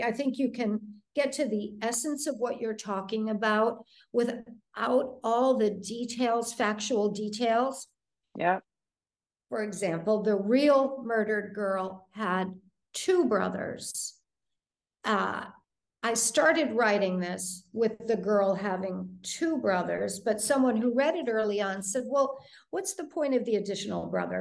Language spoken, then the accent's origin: English; Detroit, Michigan, United States; moved away; I grew up in Detroit